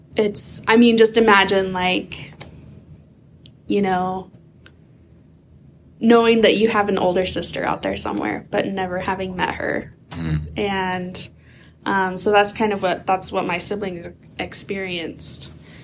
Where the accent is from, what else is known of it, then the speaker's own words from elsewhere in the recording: Oregon, United States; also born or lived in Idaho; And I grew up in Oregon, although my family moved a lot between like Idaho and Oregon.